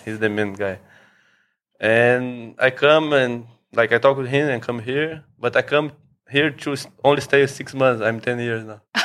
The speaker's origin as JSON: {"language": "English", "region": "São Paulo", "country": "Brazil", "also_born_or_lived": "Thailand", "moved": "as an adult", "lives_now": "Phuket, Thailand", "said": "I'm from Brazil, from São Paulo"}